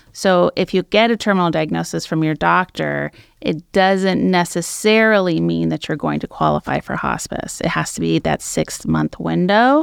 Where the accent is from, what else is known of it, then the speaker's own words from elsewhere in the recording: San Francisco East Bay, Alameda County, California, United States; also born or lived in Medford, Oregon; now in Oregon coast, United States; I grew up in the California, the San Francisco East Bay, so Alameda County area